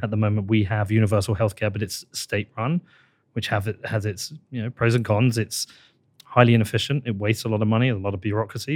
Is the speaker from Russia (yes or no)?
no; United Kingdom; I'm British